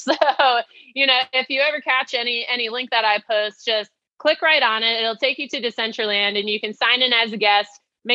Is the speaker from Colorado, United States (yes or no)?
no; New Jersey, United States; growing up in New Jersey